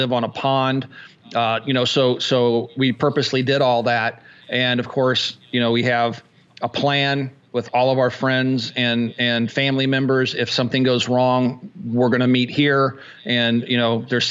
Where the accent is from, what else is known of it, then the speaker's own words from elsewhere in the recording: Kansas, United States; moved away; I grew up in Kansas